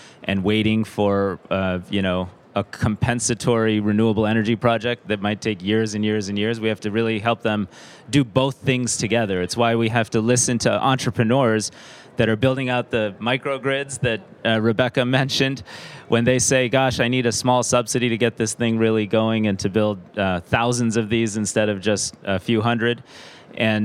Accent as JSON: {"language": "English", "country": "United States", "said": "I'm an American"}